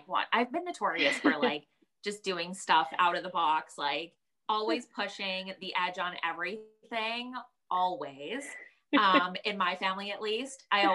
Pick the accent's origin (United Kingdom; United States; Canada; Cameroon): Canada; Surrey, British Columbia; an Indian person coming from Surrey